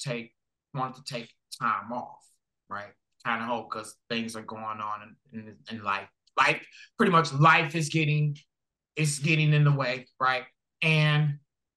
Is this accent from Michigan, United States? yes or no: yes; Detroit, Michigan, United States; now in Washington, United States; born and raised in Detroit